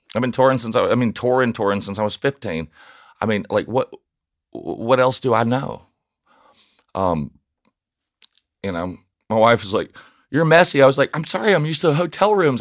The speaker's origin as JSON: {"language": "English", "town": "Nashville", "region": "Tennessee", "country": "United States", "tie": "born or raised there", "moved": "yes", "said": "I grew up in South Nashville"}